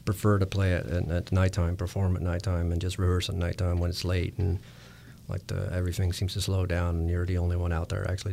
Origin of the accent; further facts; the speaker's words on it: Netherlands; moved away as an adult; I'm originally Dutch